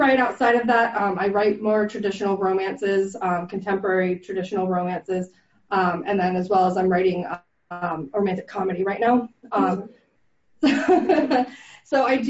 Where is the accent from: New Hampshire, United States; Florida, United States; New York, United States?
Florida, United States; I grew up here in Florida